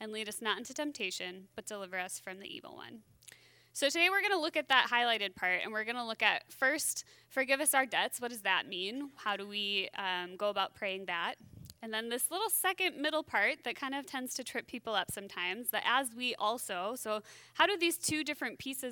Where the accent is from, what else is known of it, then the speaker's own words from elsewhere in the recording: Wisconsin, United States; now in Minnesota, United States; I grew up in Wisconsin